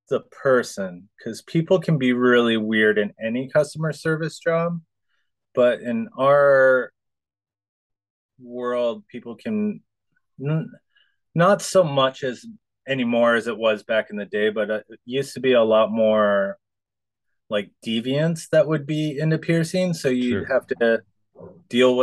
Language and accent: English; Minnesota, United States; moved away as an adult; also born or lived in Ventura, California / Oahu, Hawaii; I was born and raised in Minnesota